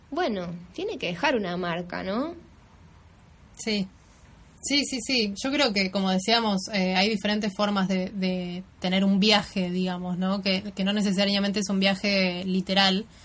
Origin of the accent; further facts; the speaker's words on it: Buenos Aires, Argentina; en Buenos Aires porque hay algunas cuestiones que tengo que seguir profundizando de, de, mi ciudad natal, de cómo me siento yo, quién soy yo acá, no como viajera, sino como, local, ¿no?